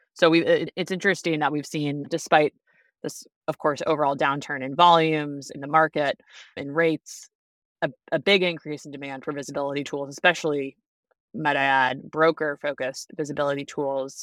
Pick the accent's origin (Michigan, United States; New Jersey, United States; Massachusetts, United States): Massachusetts, United States; Boston; moved away as an adult; also born or lived in Washington, D.C.; now in Chicago, United States; I'm from the East Coast originally, even though I live in the Midwest now. I grew up in Boston